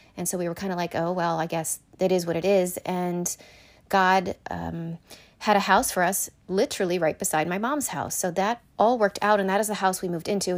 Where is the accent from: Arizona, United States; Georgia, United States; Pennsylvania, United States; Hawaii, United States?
Pennsylvania, United States; Shippensburg; also born or lived in Connecticut; I am originally from Connecticut. and I moved to Pennsylvania in third grade because my mom was originally from Pennsylvania. So we moved to Shippensburg when I was in third grade